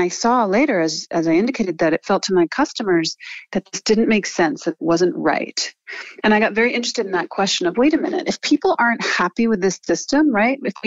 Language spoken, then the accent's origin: English; New York, United States; So I grew up in New York, but as I said, my mother's French, so we went to France every summer